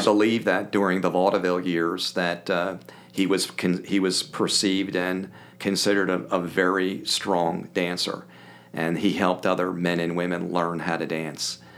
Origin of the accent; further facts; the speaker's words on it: Springfield, Pennsylvania, United States; also born or lived in Philadelphia, Pennsylvania; now in Kansas City, United States; I had a blessed life growing up in Springfield, 12 miles southwest of Philadelphia.